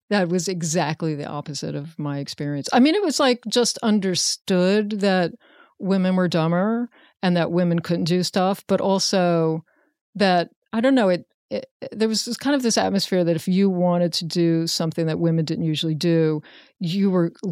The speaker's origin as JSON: {"language": "English", "town": "Richmond", "region": "Virginia", "country": "United States", "tie": "born or raised there", "said": "Richmond. It? Yeah, Virginia. Richmond, Virginia."}